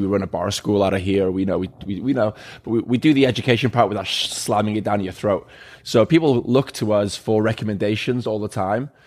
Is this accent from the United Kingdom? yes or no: yes; Wales, United Kingdom; moved away; I'm originally from Wales. Uh, grew up on a farm out there